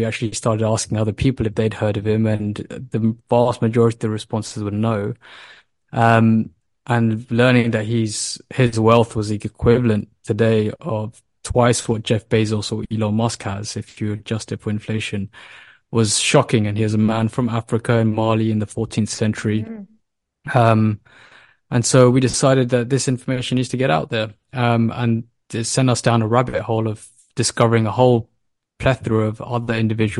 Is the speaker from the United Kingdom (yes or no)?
yes; United Kingdom; I mean, myself, my co-founders, we all were born and raised in the UK, and you know, the UK education system is revered globally.